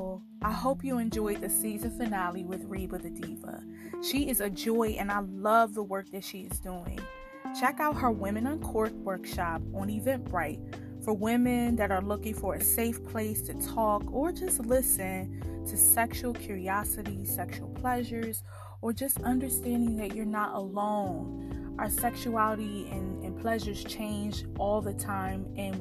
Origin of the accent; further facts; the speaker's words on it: Philadelphia, Pennsylvania, United States; now in Washington, D.C., United States; I'm from Philly